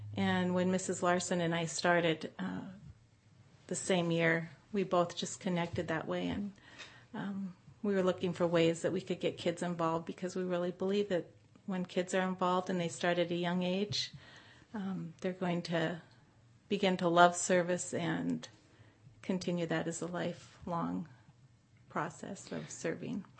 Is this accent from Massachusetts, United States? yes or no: no; North Dakota, United States; also born or lived in Anchorage, Alaska / Bay Area, California; now in Modesto, United States; I grew up in North Dakota